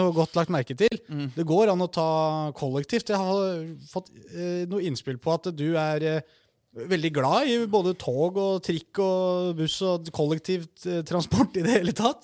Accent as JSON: {"language": "Norwegian", "region": "Oslo", "country": "Norway", "said": "Jeg er fra Mortensrud, så jeg er ikke så veldig langt unna"}